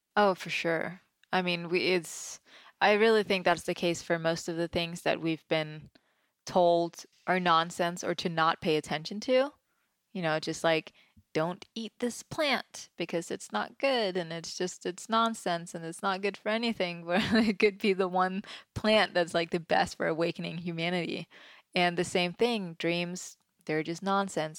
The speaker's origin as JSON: {"language": "English", "country": "Denmark", "tie": "born or raised there", "moved": "yes", "lives_now": "Los Angeles, United States", "said": "growing up, I grew up in Denmark, which is very different than you know, small town country Denmark"}